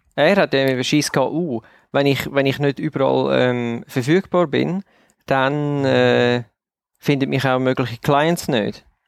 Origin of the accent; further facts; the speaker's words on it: Switzerland; weil wir sind Schweizer, wir leben in der Schweiz